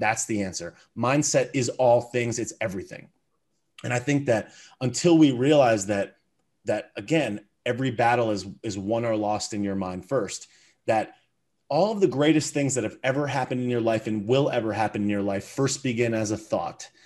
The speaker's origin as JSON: {"language": "English", "country": "United States", "tie": "born or raised there", "said": "I was born in America. with a great family, parents that, that loved me. You know, I grew up and I went to a great elementary school and middle school and high school"}